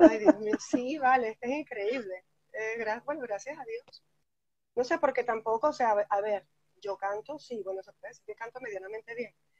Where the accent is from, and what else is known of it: Venezuela; moved away as an adult; now in Galicia, Spain